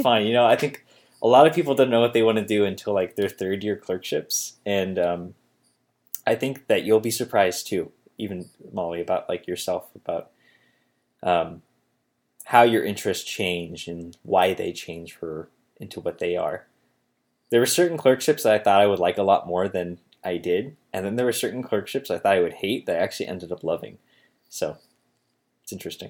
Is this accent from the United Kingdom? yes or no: no; Holmes County, Ohio, United States; moved away as an adult; also born or lived in Cincinnati; I moved back to my parents' house here in, uh, Holmes County, Ohio